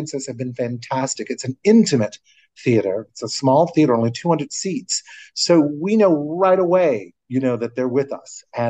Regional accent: New Orleans, Louisiana, United States; moved away as an adult; also born or lived in New York; I chose to go to Tulane in my hometown of New Orleans

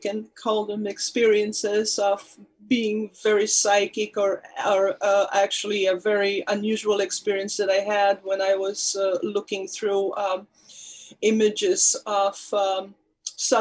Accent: Poland; moved away; I was born in Poland. My parents were actors. I grew up in an actor's family.

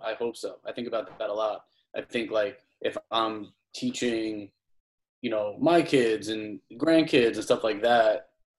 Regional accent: Long Island, New York, United States; I grew up in Long Island. I'm a white kid, Italian kid from Long Island.

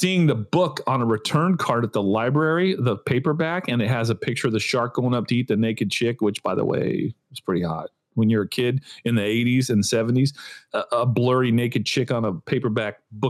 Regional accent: California, United States; moved away as an adult; now in Florida, United States; growing up in California

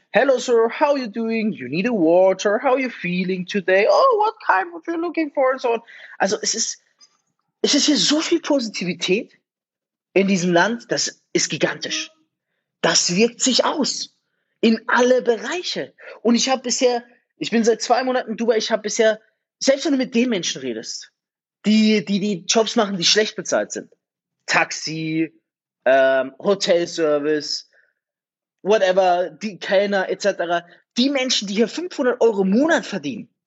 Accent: Germany; moved away; wenn ich an meine Heimat denke, eigentlich meine Heimat, an Deutschland denke und mir denke, ich habe schon gar keine Lust zurückzugehen

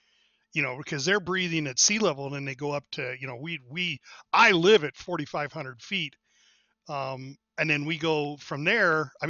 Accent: Montana, United States; I grew up here

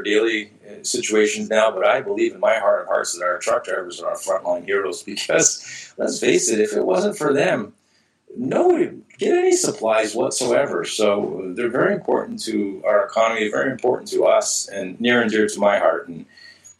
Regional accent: Canada; being a Canadian myself

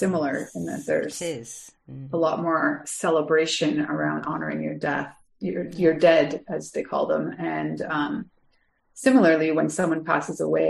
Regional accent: Canada; I'm Canadian, but I have Irish roots

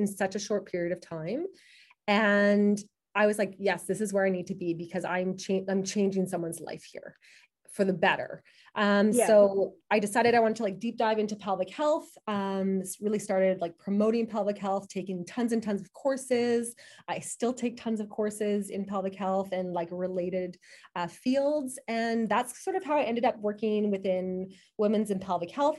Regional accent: Manitoba, Canada; moved away as an adult; also born or lived in Kingston, Ontario; I'm from Manitoba

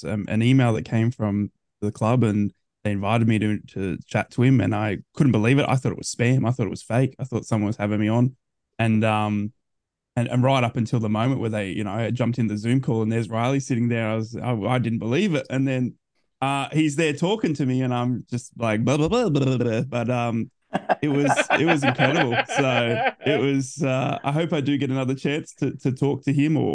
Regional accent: Australia; being an Aussie

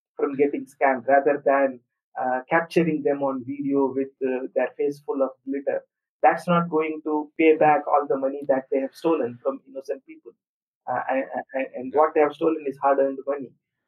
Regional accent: India; I am emailing from India and I'm Indian myself

